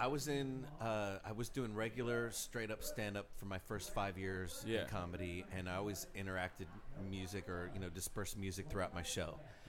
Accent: Colorado, United States; I'm from Colorado

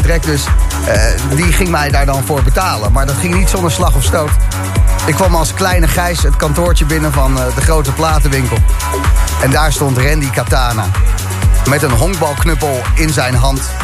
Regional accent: Zoetermeer, South Holland, Netherlands; ik ben geboren en getogen in Zoetermeer

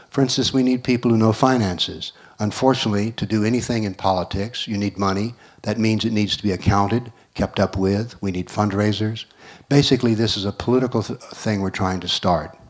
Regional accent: North Macedonia; I came from Macedonia, as I said, and the governments there are doing what they call synchronizing the histories.

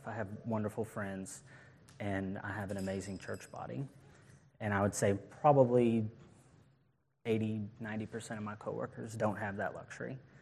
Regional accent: Knoxville, Tennessee, United States; I was born here in Tennessee in Knoxville, and I grew up in a good Christian home.

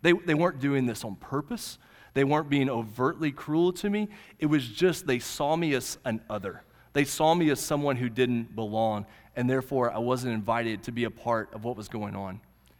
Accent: Oklahoma, United States; The little high school I grew up in Central High in Southwest Oklahoma, we grew up and we had one black guy in our class.

